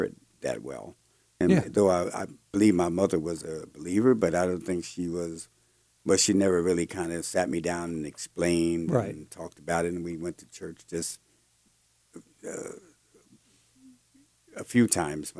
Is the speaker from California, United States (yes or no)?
no; New Jersey, United States; moved away; I'm not ashamed to say I'm from New Jersey, but I would never move back again